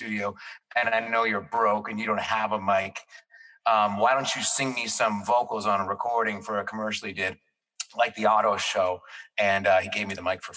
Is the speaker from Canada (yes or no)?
yes; Toronto, Ontario, Canada; we're from Toronto